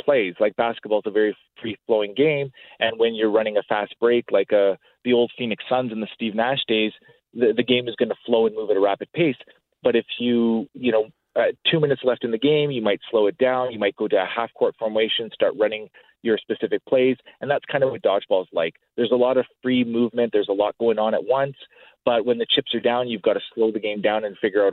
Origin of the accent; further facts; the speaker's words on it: Edmonton, Alberta, Canada; I'm from Edmonton, Alberta, and we had a strong league in Edmonton. We have a really good community here